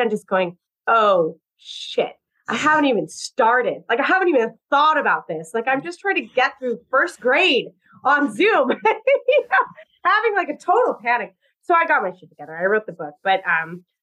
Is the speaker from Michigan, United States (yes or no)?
no; Southern California, United States; now in New York, United States; I grew up in California, where it is very different. I grew up in Southern California